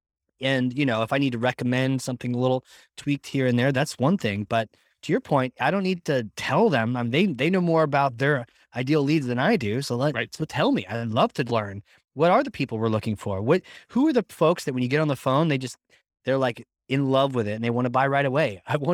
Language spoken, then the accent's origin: English; Virginia, United States; now in New Hampshire, United States